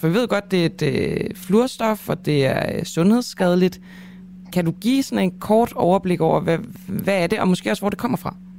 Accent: Denmark; som dansker

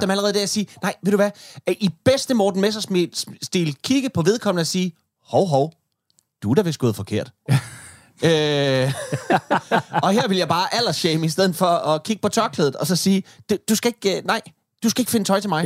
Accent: Denmark; jeg som dansker

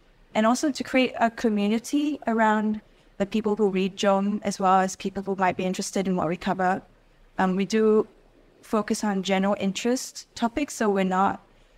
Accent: Singapore; we're all from Singapore and our interest really is in this country and our knowledge is also specifically for this country.

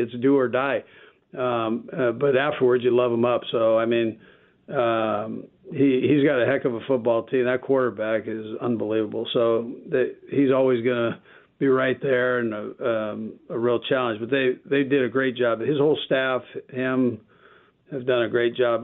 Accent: California, United States; now in Kansas City, United States; I'm from California

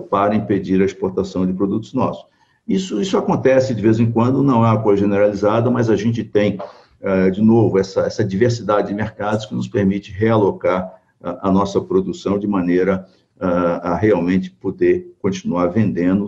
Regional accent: Brazil

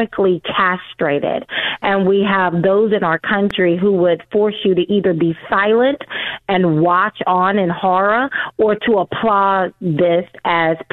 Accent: Deep South, United States; I grew up in the Deep South

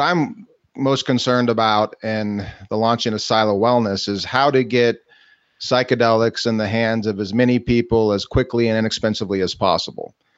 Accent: Kansas City, Missouri, United States; I'm from Kansas City, Missouri, and and and I grew up uh, going to the family farms

